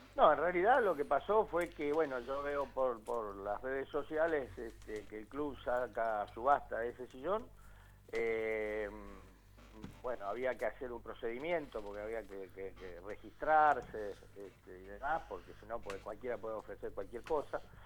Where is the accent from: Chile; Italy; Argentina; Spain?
Argentina; La Plata, Buenos Aires Province; moved away as an adult; now in Choele Choel, Argentina; soy nací en La Plata y... Este, y viví muchos años en La Plata, ya hace casi 20 años que estoy acá en el sur, en Choel, Choel, en el Valle de Río Negro.